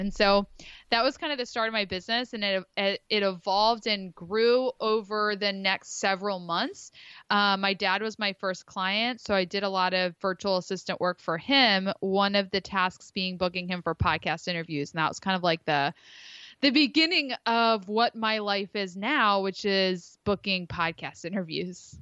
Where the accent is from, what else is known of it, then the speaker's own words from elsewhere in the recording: Philadelphia, Pennsylvania, United States; moved away as an adult; now in Rhode Island, United States; grew up in the Philly area, but, uh, transplanted up to Rhode Island